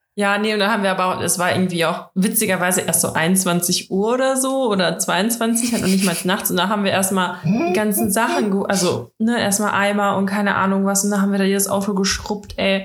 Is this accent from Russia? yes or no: yes; Russia; ich bin ja Russin